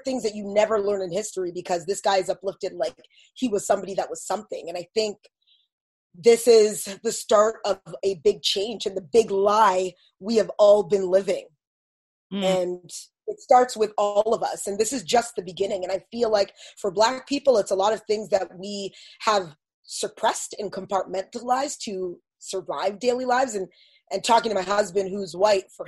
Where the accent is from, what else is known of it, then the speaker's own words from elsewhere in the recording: Toronto, Ontario, Canada; also born or lived in Windsor, Ontario; we moved to Toronto when I was 4, and I've always grown around people that it was multicultural for me. I grew up in North York